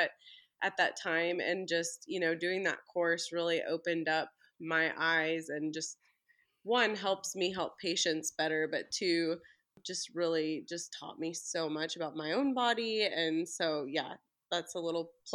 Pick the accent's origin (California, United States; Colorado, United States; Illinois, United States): Illinois, United States; Belleville; now in Ozark, United States; I'm actually originally from Belleville, Illinois, right by St. Louis.